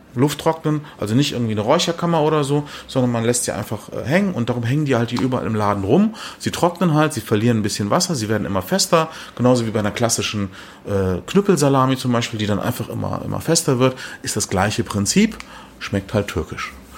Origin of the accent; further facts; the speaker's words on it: Germany; Ich bin ja in Deutschland geboren, Eltern Gast, als Gastarbeiter